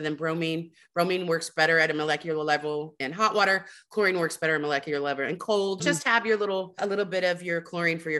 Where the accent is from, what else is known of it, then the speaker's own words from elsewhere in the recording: Houston, Texas, United States; I'm from Texas. I'm from the Gulf Coast